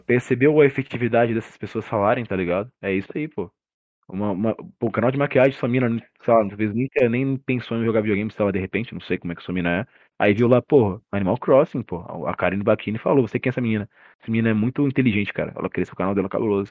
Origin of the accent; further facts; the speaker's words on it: Cuiabá, Mato Grosso, Brazil; Eu sou brasileiro, né, de Cuiabá